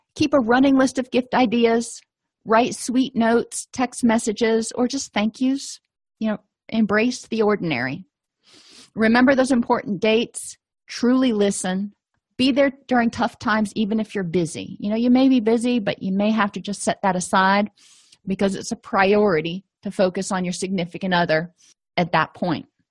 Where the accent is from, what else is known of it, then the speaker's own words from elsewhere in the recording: the South, United States; I'm from the South, so I can say y'all